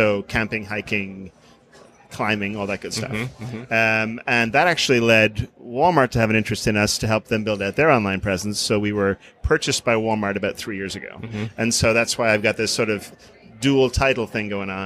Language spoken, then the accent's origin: English; Ireland; moved away; I grew up in Ireland